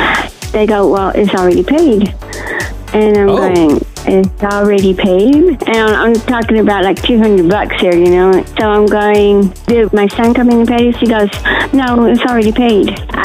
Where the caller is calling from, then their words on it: Lubbock, Texas, United States; I'm calling from Lubbock, Texas.